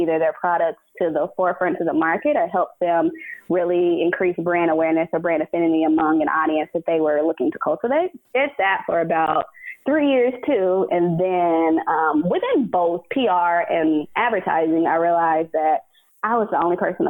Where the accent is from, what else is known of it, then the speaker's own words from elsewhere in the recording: Nashville, Tennessee, United States; moved away as an adult; now in New York, United States; growing up in Nashville